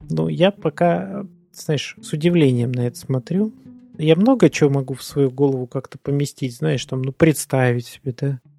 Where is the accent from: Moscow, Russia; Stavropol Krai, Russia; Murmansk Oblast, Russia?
Stavropol Krai, Russia; Stavropol; now in Saint Petersburg, Russia; Какое-то время назад я мог бы говорить, там, что я там из Ставрополя, потому что ну, я там прожил больше всего времени, пожалуй. Но сейчас-то я в Питере прожил больше половины своей жизни уже.